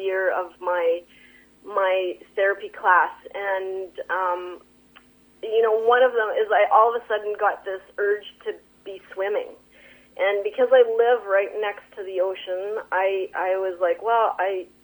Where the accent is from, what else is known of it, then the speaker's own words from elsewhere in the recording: Sons of Freedom Doukhobor community, British Columbia, Canada; I grew up in the Sons of Freedom Dukobor community